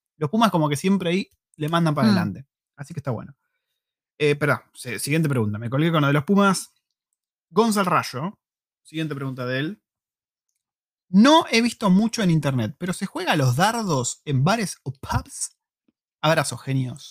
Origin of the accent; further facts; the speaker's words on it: Argentina; como argentino forro que soy